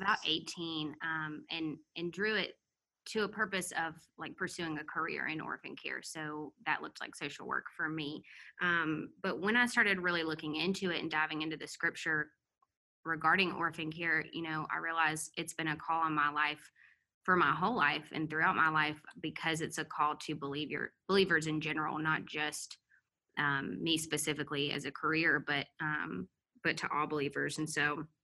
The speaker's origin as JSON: {"language": "English", "town": "Mobile", "region": "Alabama", "country": "United States", "moved": "as an adult", "lives_now": "Atlanta, United States", "said": "we're originally from Mobile and I feel Alabama"}